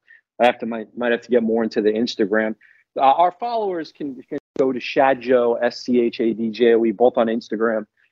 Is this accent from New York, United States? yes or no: yes; New York City, New York, United States; I grew up in Queens, New York